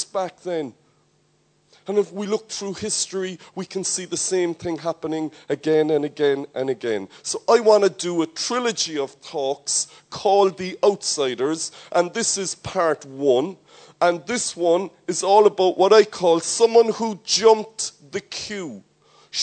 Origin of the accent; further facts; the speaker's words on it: Ireland; as an Irishman